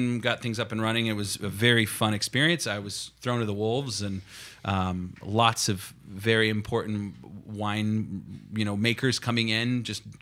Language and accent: English; Kansas, United States; moved away as an adult; also born or lived in New York City; now in Sonoma, United States; I grew up in Kansas, graduated from the University of Kansas